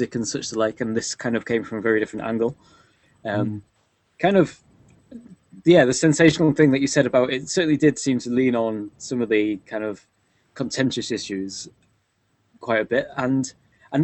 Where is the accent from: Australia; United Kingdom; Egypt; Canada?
United Kingdom; Us being British